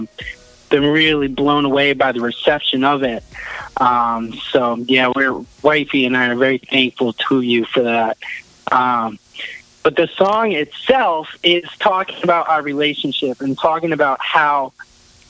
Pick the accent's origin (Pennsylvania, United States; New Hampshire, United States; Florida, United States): New Hampshire, United States; I got out of the Army and moved back home to New Hampshire